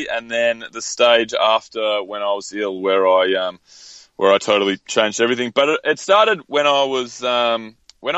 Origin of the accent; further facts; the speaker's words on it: Mornington Peninsula, Victoria, Australia; now in Melbourne, Australia; I grew up in a little coastal area called the Mornington Peninsula